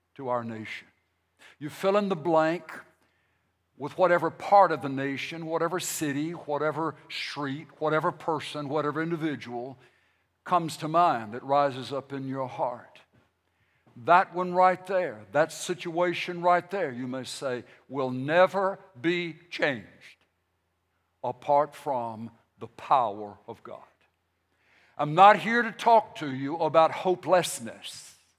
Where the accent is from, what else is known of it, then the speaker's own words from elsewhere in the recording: United States; We are here as American Christians